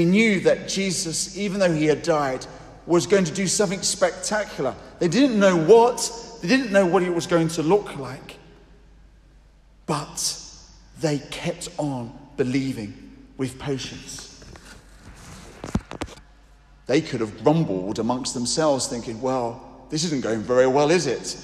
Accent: United Kingdom; as a good British person

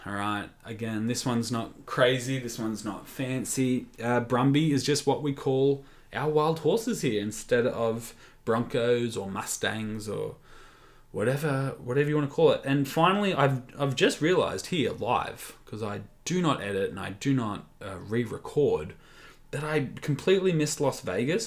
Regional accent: Warwick, Queensland, Australia; I grew up in Warwick, it's, uh, Australia's most famous rodeo

